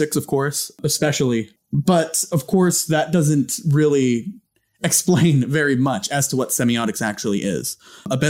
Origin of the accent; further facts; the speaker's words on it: Visalia, California, United States; my hometown.